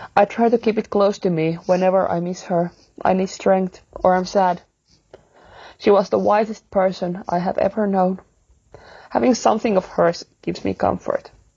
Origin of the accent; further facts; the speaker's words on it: Finland; I'm from Finland